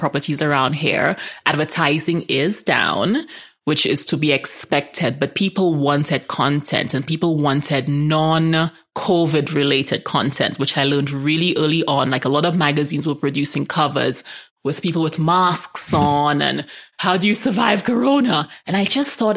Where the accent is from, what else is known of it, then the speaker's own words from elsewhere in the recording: St. Lucia; also born or lived in New York / San Francisco; now in Colorado, United States; I grew up in the Caribbean where we're all mixed up, majority black